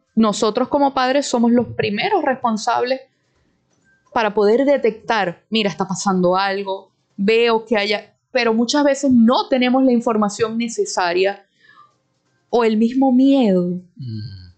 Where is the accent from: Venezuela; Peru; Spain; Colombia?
Venezuela; nosotros como venezolanos